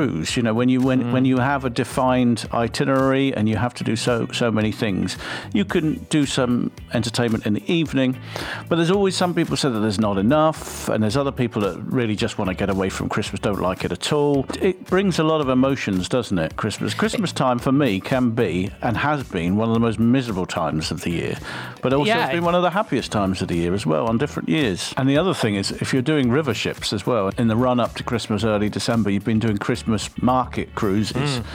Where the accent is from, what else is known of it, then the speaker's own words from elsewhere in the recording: England, United Kingdom; now in Hungary; No, I'm English.